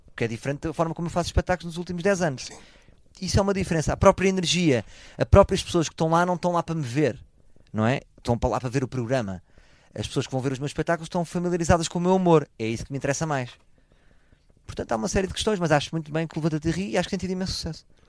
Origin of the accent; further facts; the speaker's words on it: Portugal; eu sou português